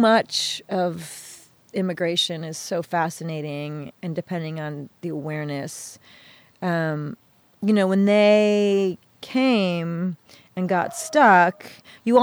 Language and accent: English; Farmington Hills, Michigan, United States; also born or lived in Detroit; I grew up in Farmington Hills, and where I grew up was an extraordinarily diverse communities